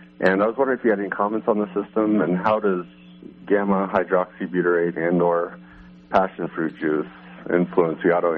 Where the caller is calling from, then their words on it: Arizona, United States; Hi, I'm from Arizona.